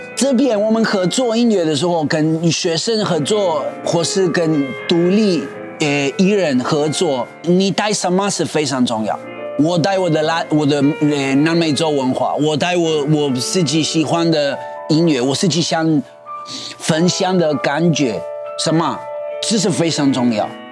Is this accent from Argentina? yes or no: yes; Argentina; Chinese is a second language; moved away as an adult; now in Taiwan; 到我出生的地方